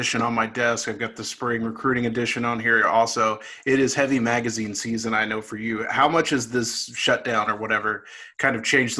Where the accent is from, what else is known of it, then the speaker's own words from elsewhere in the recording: Irving, Texas, United States; I grew up in South Irving.